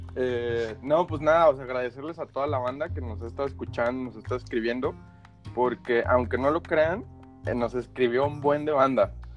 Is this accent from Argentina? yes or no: no; Mexico; moved away